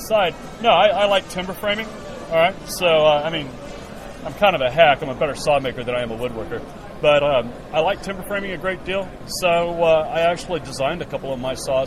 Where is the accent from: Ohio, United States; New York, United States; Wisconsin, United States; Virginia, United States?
Wisconsin, United States; La Crosse; I'm from La Crosse, Wisconsin, 30 miles south.